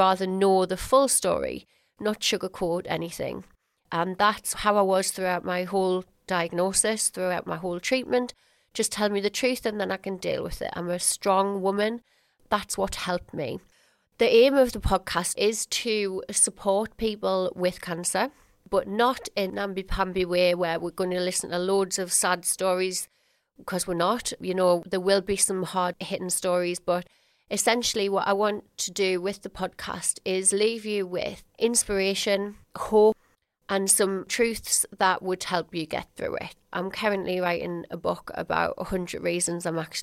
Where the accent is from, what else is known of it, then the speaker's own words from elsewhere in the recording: Sunderland, North East England, United Kingdom; ran a small hair and beauty business in my hometown of Sunderland